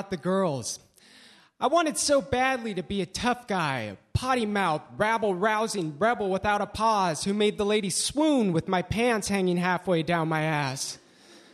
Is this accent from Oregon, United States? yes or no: yes; Eugene, Oregon, United States; I was raised in Eugene, Oregon.